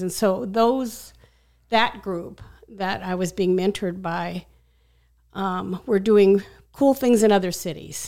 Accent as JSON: {"language": "English", "town": "Scottsdale", "region": "Arizona", "country": "United States", "tie": "born or raised there", "said": "I was a kid from Scottsdale."}